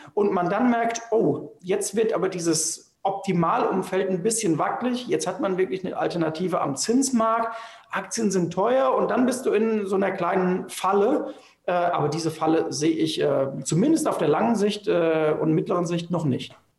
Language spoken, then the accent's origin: German; Germany; wir als Deutsche